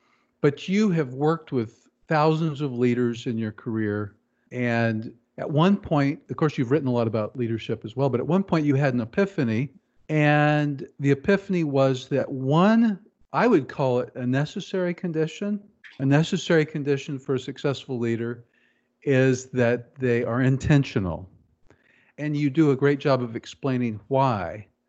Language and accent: English; Kansas City, United States; growing up in Kansas City